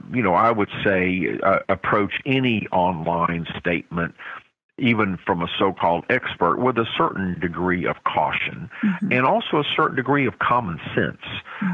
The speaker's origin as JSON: {"language": "English", "country": "South Korea", "tie": "born or raised there", "said": "Again, I grew up in Korea as an American, as a white person, and we were blessed as American citizens."}